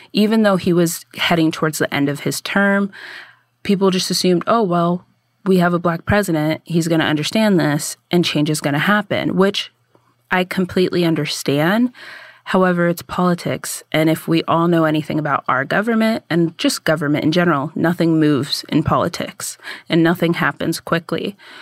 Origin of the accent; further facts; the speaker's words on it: United States; I grew up in America